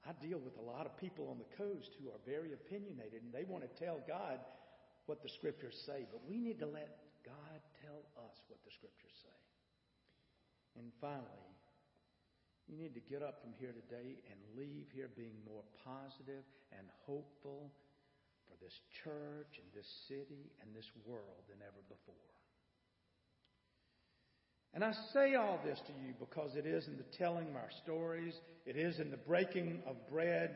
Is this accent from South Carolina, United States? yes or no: yes; Bishopville, South Carolina, United States; I grew up in Bishopville